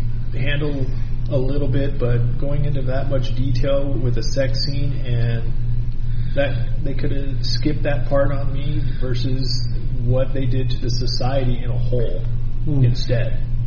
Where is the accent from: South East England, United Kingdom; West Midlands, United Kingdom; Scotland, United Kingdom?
Scotland, United Kingdom; And guess what? I'm a Scot.